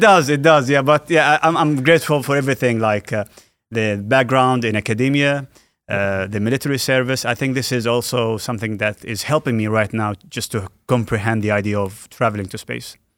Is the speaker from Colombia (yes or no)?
no; Al Ain, Abu Dhabi, United Arab Emirates; the U A E, uh, Alain, my, my hometown